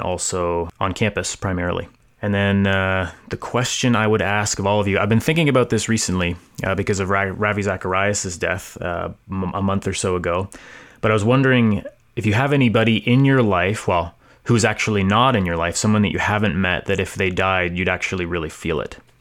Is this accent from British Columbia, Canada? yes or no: no; Hamilton, Ontario, Canada; now in Guelph, Canada; I am from Hamilton, Ontario, originally. I live in Guelph uh, right now